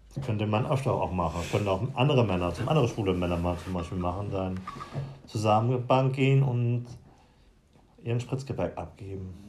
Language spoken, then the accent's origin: German; Lüneburg Heath, Lower Saxony, Germany; bin wieder aufgewachsen auf dem Dorf